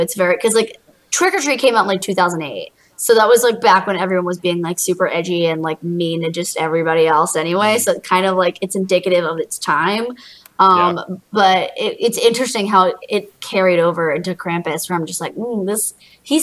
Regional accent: Smithtown, New York, United States; now in Florida, United States; I'm from Long Island.

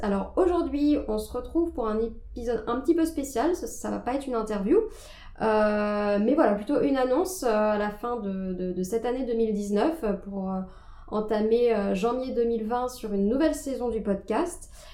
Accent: Nantes, Pays de la Loire, France; moved away as an adult; now in Paris, France; je suis originaire de Nantes

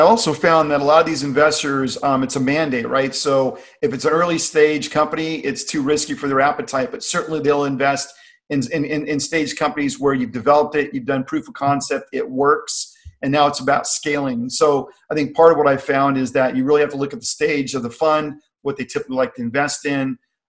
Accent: California, United States; I came from the Bay Area and they got an amazing ecosystem, right?

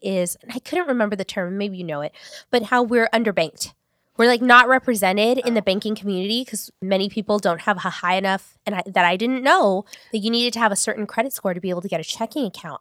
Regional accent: Long Beach, California, United States; also born or lived in Paramount; I grew up in North Long Beach

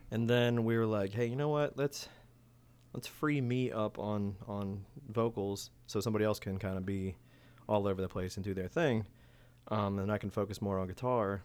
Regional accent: Silver Spring, Maryland, United States; also born or lived in Boonsboro, Maryland / Keedysville, Maryland; I'm originally from Silver Spring

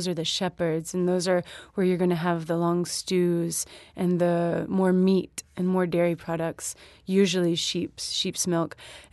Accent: Alabama, United States; moved away; also born or lived in Louisiana; growing up in Alabama and also having lived in Louisiana for a few years as well

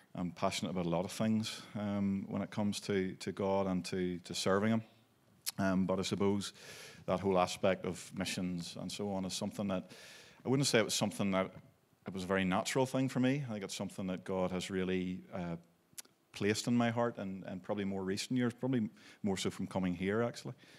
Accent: Belfast, Northern Ireland, United Kingdom; also born or lived in Maidstone, Kent, England; I was born in Belfast, and, um, we grew up through

